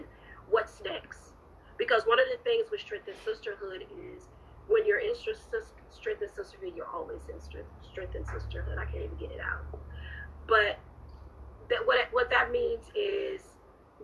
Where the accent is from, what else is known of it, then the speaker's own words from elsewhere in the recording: Orlando, Florida, United States; now in Jacksonville, United States; my hometown, Orlando.